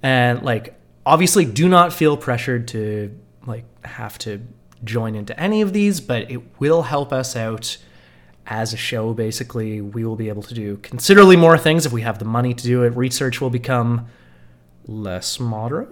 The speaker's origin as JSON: {"language": "English", "country": "Canada", "said": "we as good Canadian"}